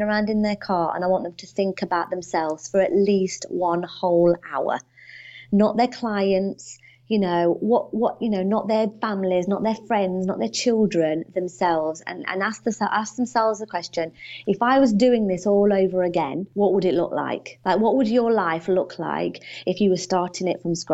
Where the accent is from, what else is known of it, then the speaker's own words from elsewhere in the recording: United Kingdom; I'm not Australian. I'm from the UK.